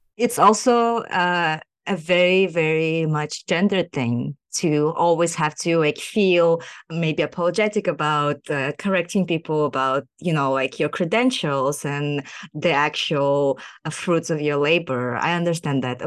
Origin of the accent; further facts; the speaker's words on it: Kazakhstan; moved away as an adult; now in United States; I am a socially engaged researcher born and raised in Kazakhstan, and I'm currently doing my P H D in sociology in the U S